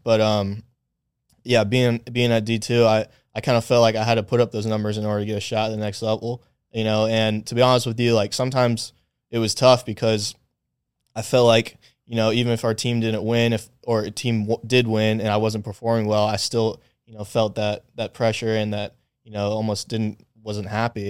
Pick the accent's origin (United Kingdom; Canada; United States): United States; Acworth, Georgia; moved to Ackworth when I was about eight years old. So I kinda consider that my, my childhood, uh, hometown